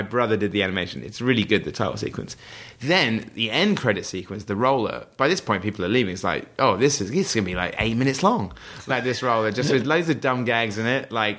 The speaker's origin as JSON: {"language": "English", "town": "Wells", "region": "South West England", "country": "United Kingdom", "tie": "born or raised there", "said": "the owner of the local paper in my hometown in Somerset, which is the same place where Hot Fuzz is shot, Wells in Somerset, a nice rural area."}